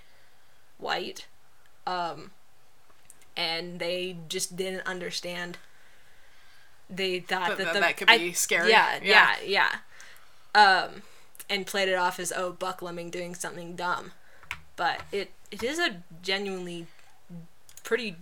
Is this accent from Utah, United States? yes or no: yes; Utah, United States; I grew up in Utah